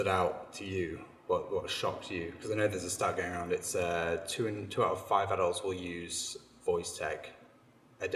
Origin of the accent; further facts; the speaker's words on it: Manchester, North West England, United Kingdom; I was raised in Manchester